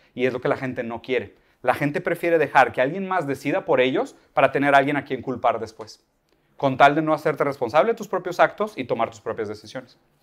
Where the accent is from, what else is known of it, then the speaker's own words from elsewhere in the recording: Brazil; Spanish is a second language; soy brasileño